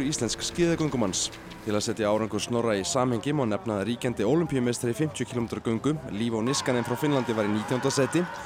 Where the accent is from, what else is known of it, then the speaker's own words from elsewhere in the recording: Alta, Finnmark, Norway; moved away as an adult; also born or lived in southern Norway / United States; álst ég upp þarna í Alta sem er næsti lengst norður, norður í Nóri